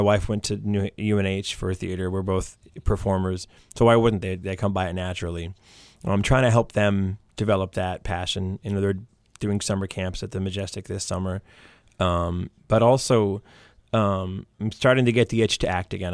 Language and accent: English; Maine, United States; now in Derry, United States; growing up in Maine